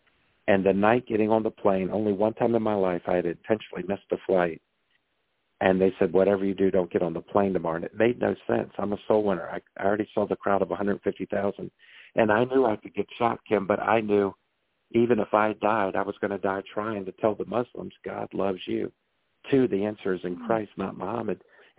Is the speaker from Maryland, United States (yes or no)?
yes; Maryland, United States; I'm from Maryland like you, and we're known for our Maryland blue crabs.